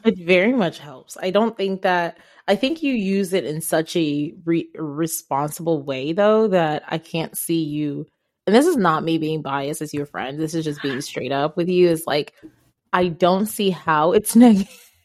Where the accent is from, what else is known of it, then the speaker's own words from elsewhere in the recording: Ghana; English is a second language; now in United States; I am African, I am from Ghana, and I am black.